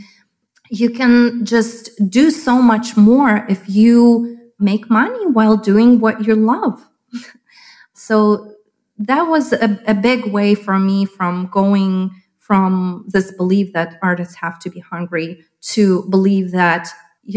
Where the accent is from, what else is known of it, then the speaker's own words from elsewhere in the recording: Lviv, Lviv Oblast, Ukraine; moved away as an adult; now in Chicago, United States; when I was born in Soviet Union